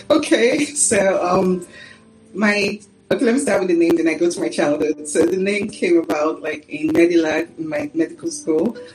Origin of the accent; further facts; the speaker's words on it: Warri, Delta, Nigeria; I was born in Warri, Nigeria, and uh, I um, I was the second in a family of four